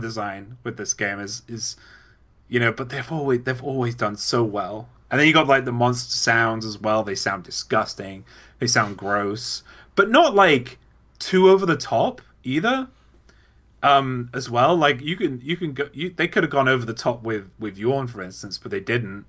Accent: United Kingdom; I'm British

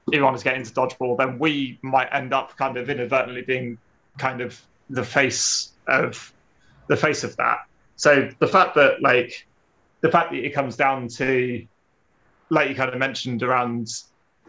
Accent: Ipswich, East of England, United Kingdom; moved away; also born or lived in Nottingham; I'm from Ipswich originally. It's somewhere that's sort of stuck out in the southeast of England

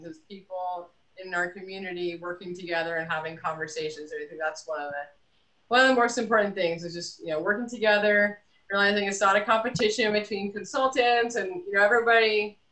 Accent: New Jersey, United States; I grew up in urban New Jersey

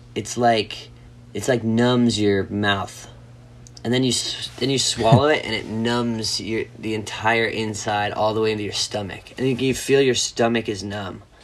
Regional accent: Florida, United States; growing up in Florida

